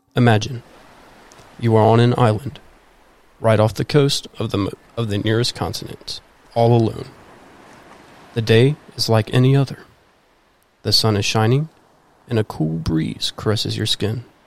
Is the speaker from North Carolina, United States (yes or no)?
yes; High Point, North Carolina, United States; now in Winston-Salem, United States; I was born in High Point, North Carolina, which is where our church is located.